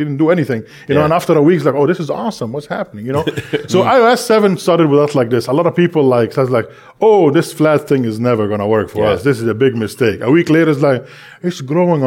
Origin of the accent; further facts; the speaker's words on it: Egypt; moved away; because I speak Arabic, I was born in Egypt